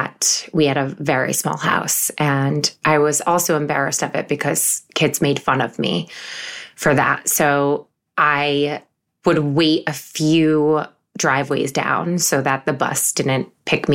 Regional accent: Syracuse, New York, United States; moved away as an adult; now in New York City, United States; I grew up in Syracuse, New York

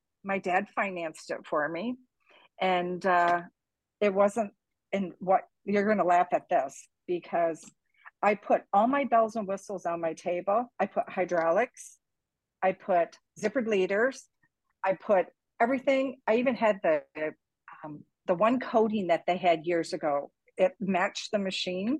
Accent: Canada; now in Cape Coral, United States; I'm from Canada.

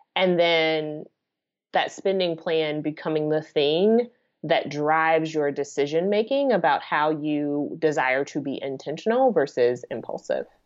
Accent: United States; being an American

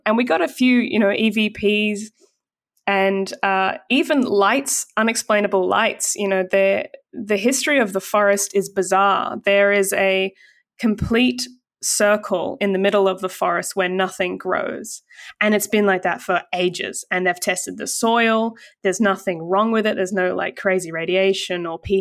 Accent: Australia; as an Aussie

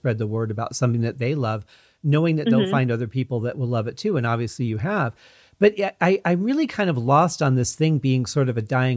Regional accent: Michigan, United States; I grew up in Michigan

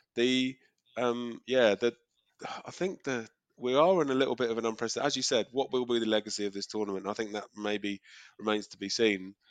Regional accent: England, United Kingdom; moved away as an adult; now in Australia; think of myself as English.

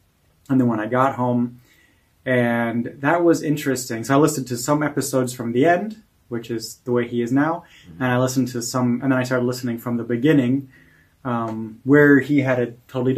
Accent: Oregon, United States; moved away as an adult; also born or lived in California; And so now I'm at Toby's house in Hamburg, Germany, and I'm from Oregon. And in the summer, I lived in California for the last 5 years.

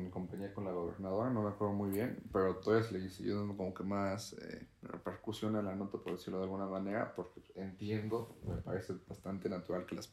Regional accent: Tlaxcala, Mexico; las personas que somos de Tlaxcala vivimos eso.

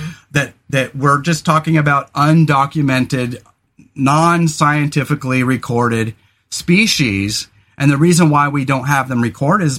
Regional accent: California, United States; now in Oregon, United States; we grew up in California

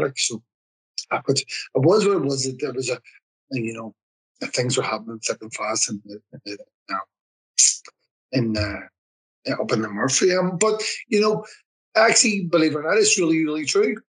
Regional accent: Belfast, Northern Ireland, United Kingdom; I was born in Ballymurphy, um, 1971, 4th, November, 4th November 1971

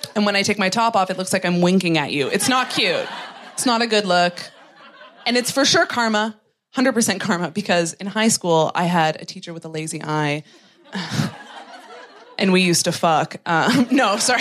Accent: Canada; moved away as an adult; now in London, United Kingdom; I'm from Canada.

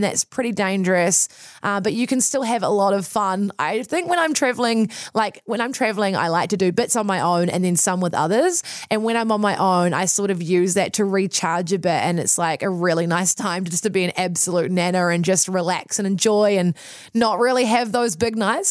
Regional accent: Wellington, New Zealand; growing up in New Zealand, also growing up in Wellington

